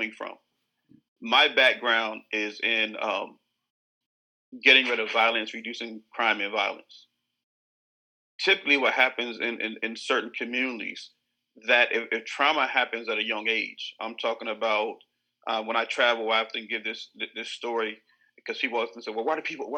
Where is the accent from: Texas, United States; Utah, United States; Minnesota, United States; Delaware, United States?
Delaware, United States; Southern; I'm born and raised in Southern Delaware, Cape and Lopin, proud Cape and Lopin alumni, alumnus.